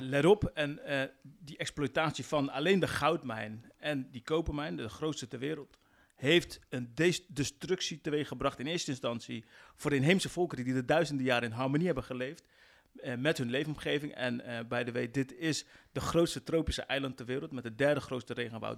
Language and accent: Dutch; West Papua, Indonesia